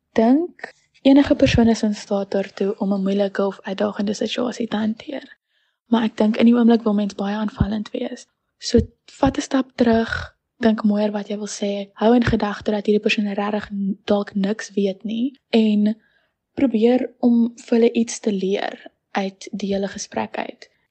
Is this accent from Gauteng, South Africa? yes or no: no; Stellenbosch, Western Cape, South Africa; also born or lived in Paarl; Ek is gebore in die Parel op die 29ste Julie van 2004. Ek het my hele lewe lank tot en met graad 4 in die Parel gebly. En um in die begin van graad 4 het ek by Laerskool Stellenbosch aangesluit en ek was daar tot en met graad 7